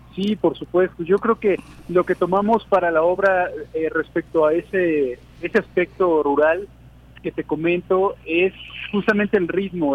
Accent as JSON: {"language": "Spanish", "region": "Veracruz", "country": "Mexico", "said": "nuestra cultura veracruzana"}